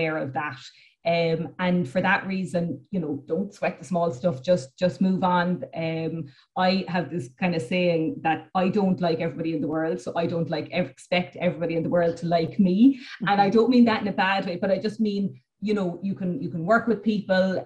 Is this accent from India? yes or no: no; Cork, Munster, Ireland; I'm from the city. I'm from Cork City